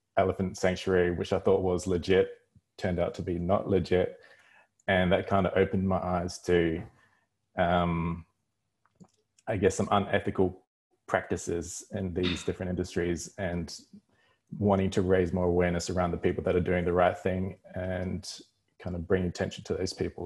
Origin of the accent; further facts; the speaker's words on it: New Zealand; now in Australia; I am from New Zealand, but currently living in Australia